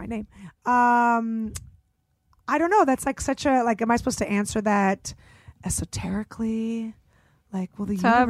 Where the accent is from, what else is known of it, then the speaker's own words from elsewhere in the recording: San Francisco, California, United States; also born or lived in Russia (Soviet Union); I grew up in San Francisco